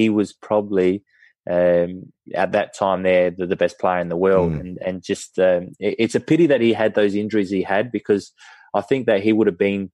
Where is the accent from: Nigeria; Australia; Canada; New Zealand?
Australia; being Australian